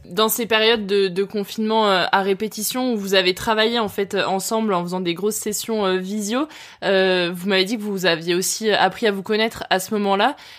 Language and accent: French; Lyon, Auvergne-Rhône-Alpes, France; je suis originaire de Lyon